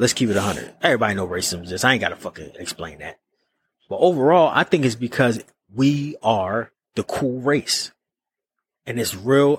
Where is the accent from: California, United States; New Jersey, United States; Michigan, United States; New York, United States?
New York, United States; accent: New York; moved away; when I go back to New York, I sound like I'm from New York